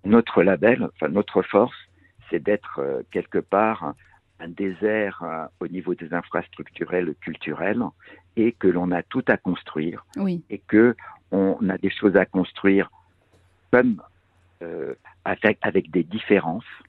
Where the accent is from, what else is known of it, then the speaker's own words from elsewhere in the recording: Bastia, Corsica, France; moved away; je suis né en Corse